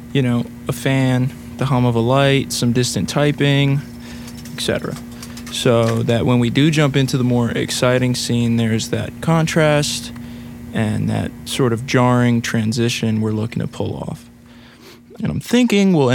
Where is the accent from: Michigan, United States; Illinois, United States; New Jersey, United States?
New Jersey, United States; Clifton; I'm from Clifton, New Jersey.